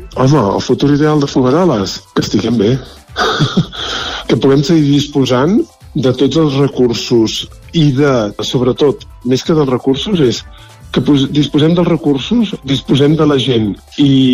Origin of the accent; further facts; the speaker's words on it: Vic, Catalonia, Spain; moved away as an adult; now in Folgueroles, Spain; jo sóc nouvingut, vaig arribar al 2020, a plena pandèmia, vivia, era biguetà